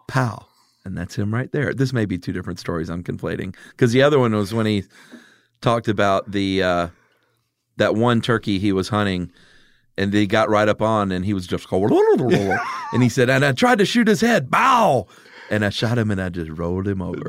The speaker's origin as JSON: {"language": "English", "region": "the South", "country": "United States", "said": "us being from the South"}